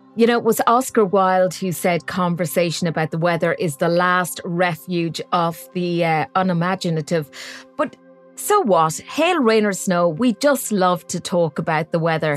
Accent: Westmeath, Ireland; I'm I'm from County Westmeath

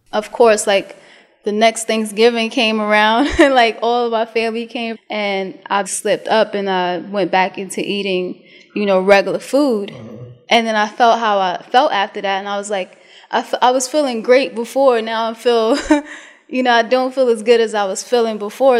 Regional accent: New York City, New York, United States; moved away as an adult; also born or lived in DMV; I'm from Brooklyn, Brooklyn, New York

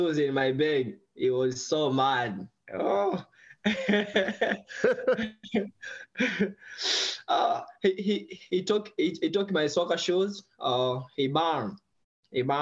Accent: Tanzania; English is a second language; now in San Diego, United States; I'm from Tanzania. I grew in poor family.

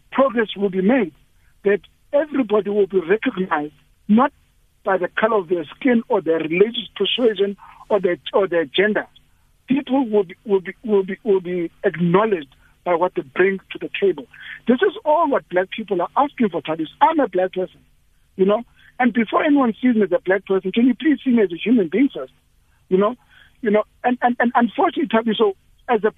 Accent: South Africa; as South Africans

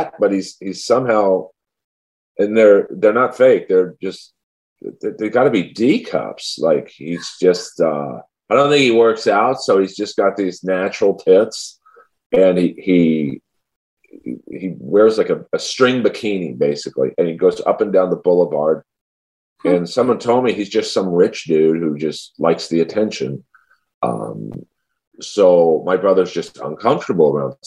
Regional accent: Los Angeles, California, United States; I was raised in Bel Air

